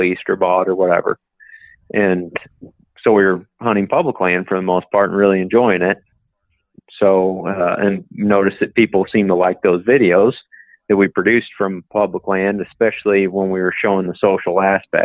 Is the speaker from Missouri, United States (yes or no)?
yes; Paris, Missouri, United States; I was born and raised in Northeast Missouri in a little bitty small town called Paris